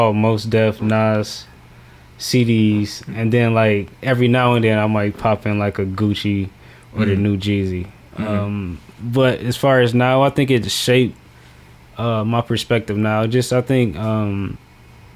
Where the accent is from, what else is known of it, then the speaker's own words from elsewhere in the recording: Detroit, Michigan, United States; I grew up in Detroit in the hood